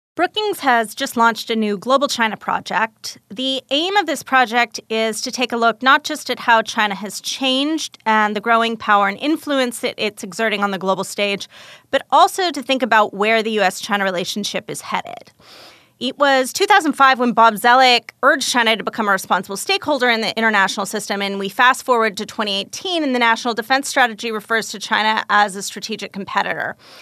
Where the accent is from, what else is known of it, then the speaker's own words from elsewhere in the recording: Calgary, Alberta, Canada; moved away; also born or lived in Texas; I grew up in Calgary, Canada, out in the Rocky Mountains, but I was actually born in Texas